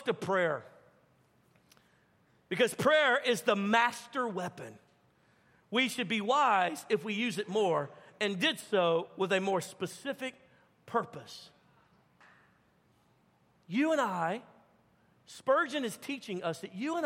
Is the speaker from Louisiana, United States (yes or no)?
yes; Baton Rouge, Louisiana, United States; moved away; I'm from Baton Rouge, Louisiana originally.